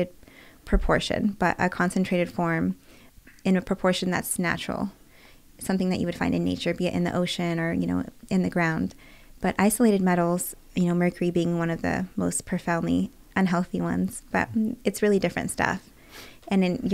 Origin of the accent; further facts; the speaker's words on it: Bay Area, California, United States; also born or lived in rural Oregon; now in Los Angeles, United States; I'm from the Bay Area